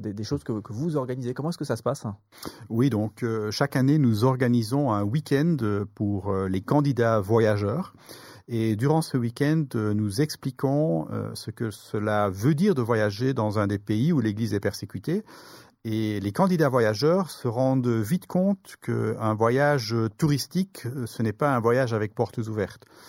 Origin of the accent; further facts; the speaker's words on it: Brussels, Brussels-Capital Region, Belgium; je suis originaire pardon, de, de Bruxelles, de Belgique